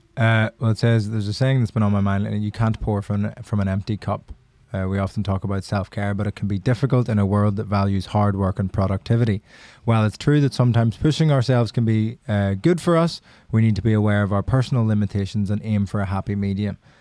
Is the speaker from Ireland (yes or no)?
yes; Ireland; accent: Irish; moved away; being Irish